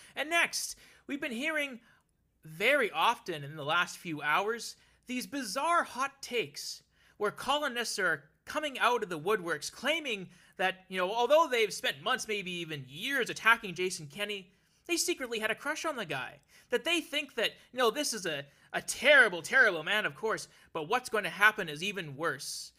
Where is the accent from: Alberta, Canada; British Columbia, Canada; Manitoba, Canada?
Alberta, Canada; now in Ontario, Canada; my adopted home of Ontario, it's my hometown, Alberta, that still keeps calling back